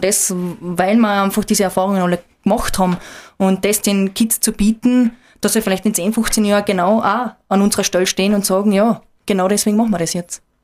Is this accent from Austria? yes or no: yes; Austria; Ich bin ähm, in der Nationalpark Hohe Dauernregion aufgewachsen